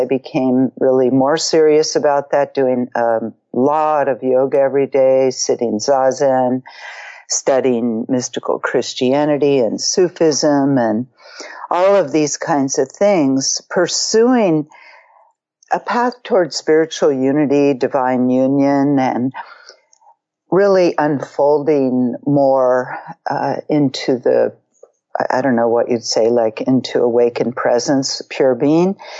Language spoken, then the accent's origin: English; Marin, California, United States; growing up in Marin as a teenager in the late 60s